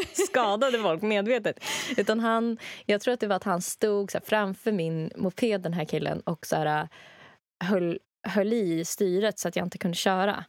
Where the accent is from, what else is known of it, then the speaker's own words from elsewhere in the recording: Rättvik, Dalarna County, Sweden; moved away; i Rättvik där jag kommer ifrån